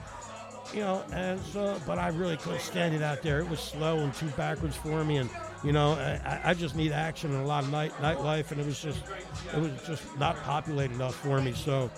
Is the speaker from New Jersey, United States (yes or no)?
yes; New Jersey, United States; moved away; also born or lived in Oklahoma City; I'm from New Jersey, okay?